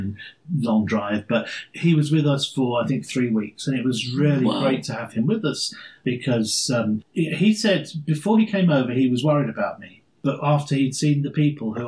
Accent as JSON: {"language": "English", "region": "London", "country": "United Kingdom", "moved": "as an adult", "lives_now": "Wisconsin Rapids, United States", "said": "I come from London, which is one of the biggest cities in the world"}